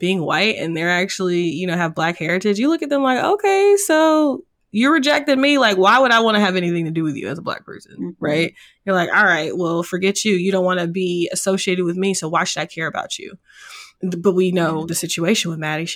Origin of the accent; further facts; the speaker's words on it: Georgia, United States; I was born in Georgia